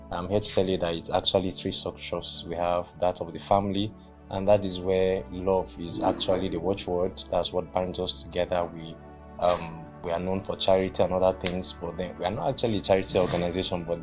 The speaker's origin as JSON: {"language": "English", "region": "Anambra", "country": "Nigeria", "also_born_or_lived": "Bauchi", "moved": "yes", "lives_now": "Kwara, Nigeria", "said": "And I'm from Anambra State. I studied at Abubakar Tafawa Balewa University, Bauchi, and I studied applied zoology."}